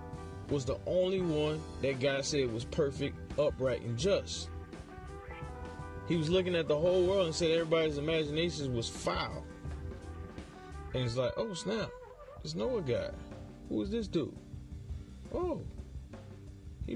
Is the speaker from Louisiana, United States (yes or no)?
yes; New Orleans, Louisiana, United States; moved away as an adult; I'm from New Orleans.